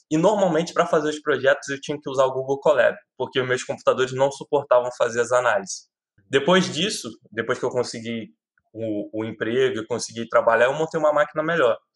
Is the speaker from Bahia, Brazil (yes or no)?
no; Rio de Janeiro, Brazil; Eu trabalho, eu sou do Rio de Janeiro, mas trabalho para uma empresa em São Paulo.